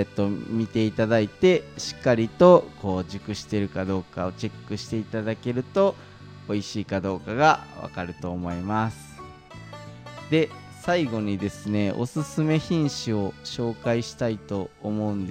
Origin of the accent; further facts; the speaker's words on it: Kashihara, Nara, Japan; moved away; also born or lived in Fujinomiya; 僕が生まれ育った奈良県の